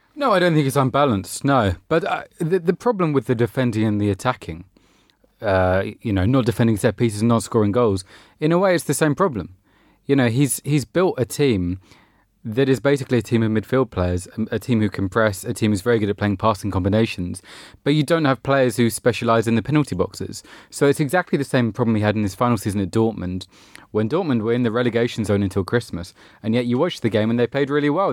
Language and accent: English; England, United Kingdom; as an Englishman